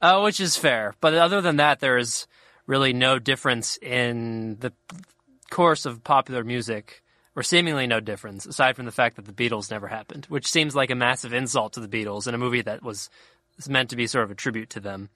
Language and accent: English; Cincinnati, Ohio, United States; I grew up in Cincinnati, Ohio, which is pretty, I think, pretty Midwestern